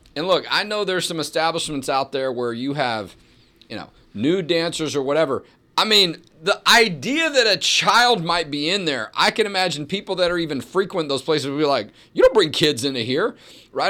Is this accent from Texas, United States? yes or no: yes; Houston, Texas, United States; also born or lived in Dallas; I grew up in Houston